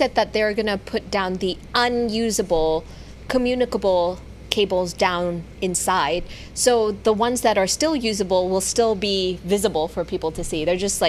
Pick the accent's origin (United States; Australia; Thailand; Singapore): Thailand; when I grew up in Thailand